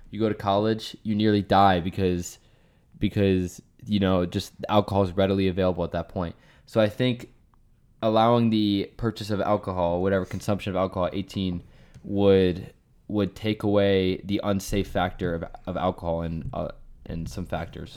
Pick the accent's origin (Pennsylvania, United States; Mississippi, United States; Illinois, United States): Pennsylvania, United States; Bethlehem; I'm from Pennsylvania, Bethlehem, Pennsylvania